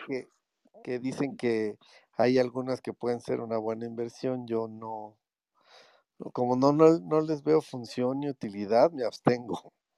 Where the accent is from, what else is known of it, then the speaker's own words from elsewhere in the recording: Mexico; Yo soy de México